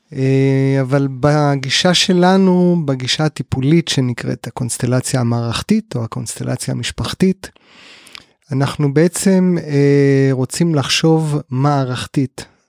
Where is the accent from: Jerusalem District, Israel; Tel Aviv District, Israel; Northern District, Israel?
Northern District, Israel; Kibbutz Amiad; בן קיבוץ עמיעד, תמיד חשוב לשלוף את הרקע הקיבוצי